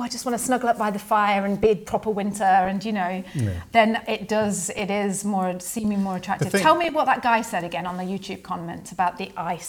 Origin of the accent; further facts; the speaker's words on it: Bath, South West England, United Kingdom; now in New Zealand; I mean, we came from Bath in England, where it was so heavily populated